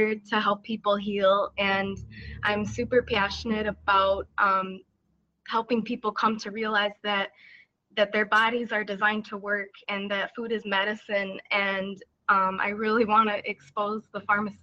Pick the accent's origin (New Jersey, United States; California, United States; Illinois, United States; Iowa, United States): Illinois, United States; Chicago; I'm from Chicago, Illinois, USA.